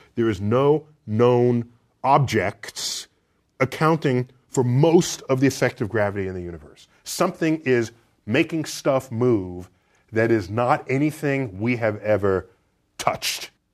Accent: United States; as an American

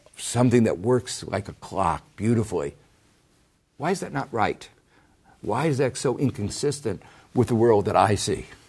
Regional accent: Gary, Indiana, United States; growing up in Gary, Indiana

